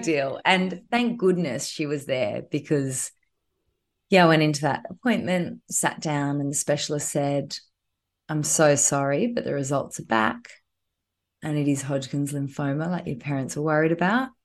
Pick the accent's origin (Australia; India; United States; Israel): Australia; Queensland; now in Sydney, Australia; I'm a Queenslander